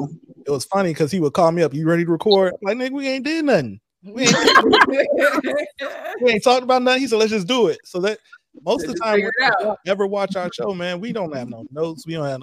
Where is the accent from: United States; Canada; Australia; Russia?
United States; Indiana; also born or lived in Washington, D.C. / Virginia / Japan / California; Man, we from Indiana, man. Well, my brother from Atlanta, by the way, Indiana. You know what I'm saying? I'm from Indiana. We both military brats, so we done lived all around the world. So DC, Virginia, Japan, California.